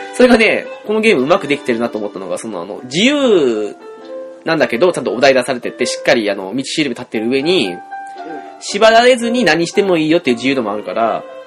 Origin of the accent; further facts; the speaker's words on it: Hokkaido, Japan; 我々道民としてはね